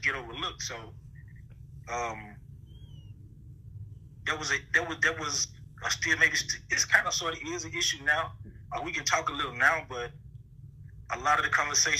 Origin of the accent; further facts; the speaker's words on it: the South, United States; now in Austin, United States; growing up in the South